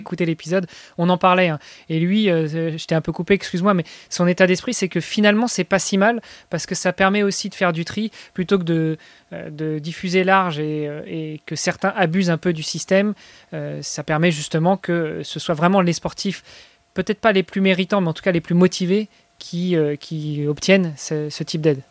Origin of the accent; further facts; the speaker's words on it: France; je suis français